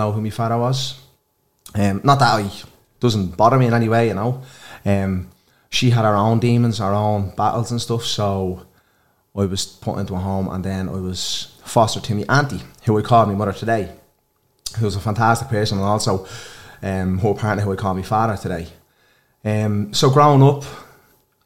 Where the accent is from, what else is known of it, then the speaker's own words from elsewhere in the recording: Dublin, Leinster, Ireland; also born or lived in Ballymun; I'm from Blanchardstown.